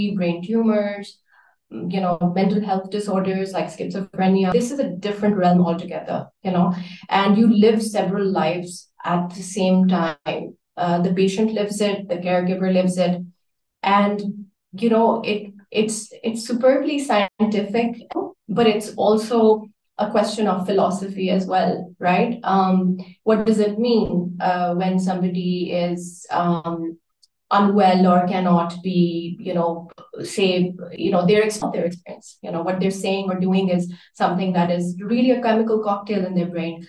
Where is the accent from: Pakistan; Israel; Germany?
Pakistan; also born or lived in Uganda; I started off being Pakistani